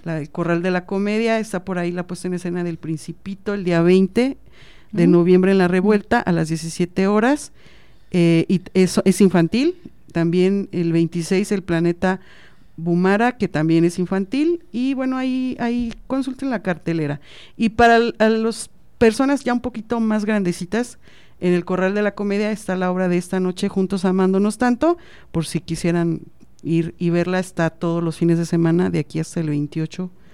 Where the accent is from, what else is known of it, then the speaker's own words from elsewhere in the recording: Mexico; como buen mexicano